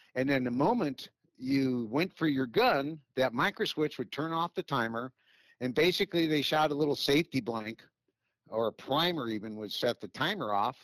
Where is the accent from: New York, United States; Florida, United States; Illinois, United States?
Illinois, United States; Chicago; moved away; I'm originally from Chicago